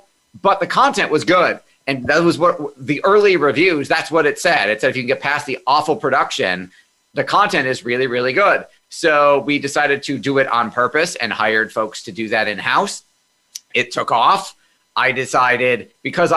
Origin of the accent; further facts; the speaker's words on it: Amherst, New York, United States; also born or lived in Hornell, New York; We moved to Amherst, New York, which is a suburb of Buffalo, early on in my childhood